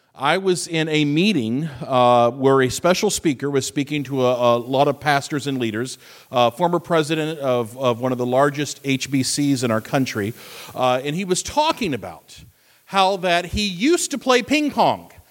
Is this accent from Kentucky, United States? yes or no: yes; Fort Knox, Kentucky, United States; moved away; I grew up Fort Knox, Kentucky. It's my hometown.